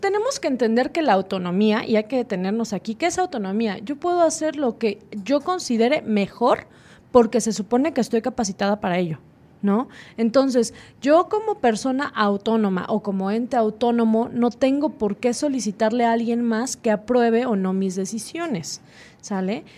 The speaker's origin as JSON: {"language": "Spanish", "country": "Mexico", "said": "nosotros como mexicanos"}